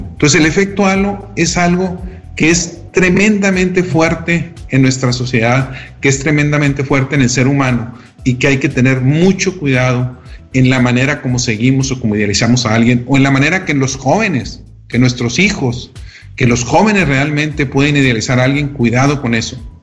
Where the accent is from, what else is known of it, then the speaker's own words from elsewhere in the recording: Mexico; desde la manera como somos educados de pequeños en México